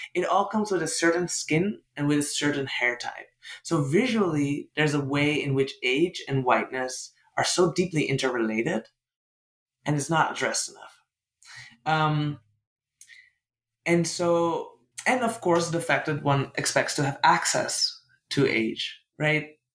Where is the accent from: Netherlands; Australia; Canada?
Netherlands; English is a second language; I'm from the Netherlands. I'm, I grew up in a deeply colonial country